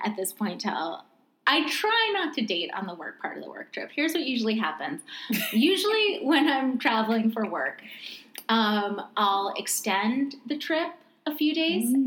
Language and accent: English; New York, United States; growing up in New York